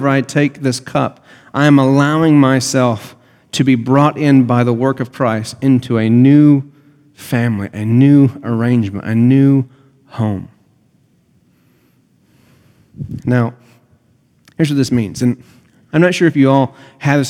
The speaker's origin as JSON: {"language": "English", "country": "United States", "said": "I'm an American."}